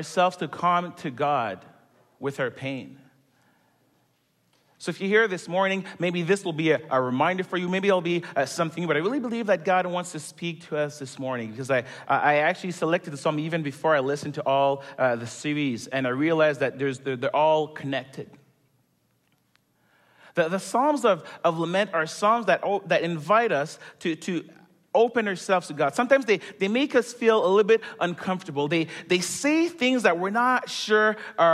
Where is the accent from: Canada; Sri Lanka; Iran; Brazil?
Canada; Montreal, Quebec; moved away as an adult; now in Toronto, Canada; I am originally born and raised in Montreal